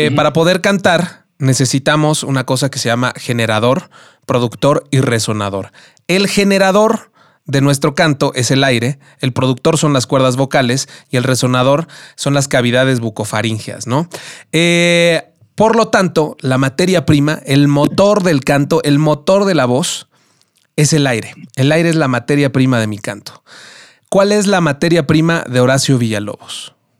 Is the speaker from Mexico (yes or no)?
yes; Mexico City, Mexico; lo maravilloso que es nuestra ciudad y de lo maravillosa que es nuestra cultura, ¿no? Como, como mexicanos y como chilangos